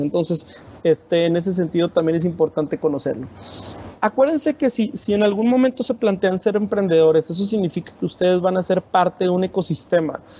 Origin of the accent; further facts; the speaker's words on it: Monterrey, Nuevo León, Mexico; yo soy de Monterrey